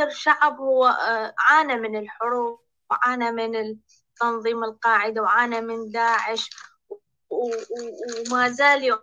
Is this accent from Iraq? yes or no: yes; Iraq; انا من العراق